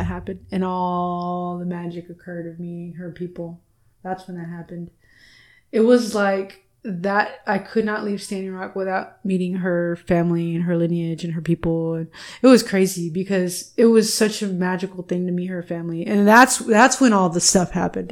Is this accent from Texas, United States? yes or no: yes; Texas, United States; are you from Texas? I was like, yeah. I was like, I'm Chicana